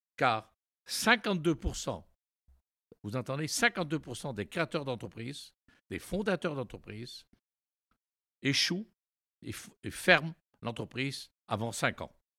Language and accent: French; Brest, Brittany, France; also born or lived in New York, United States / Montreal, Canada; je suis retourné à Brest, hein, mon village natal